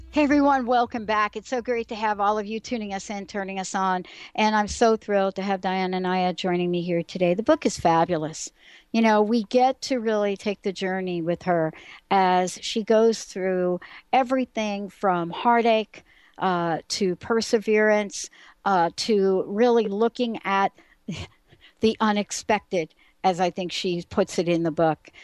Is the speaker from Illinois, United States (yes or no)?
no; New York City, New York, United States; I am a girl from the Bronx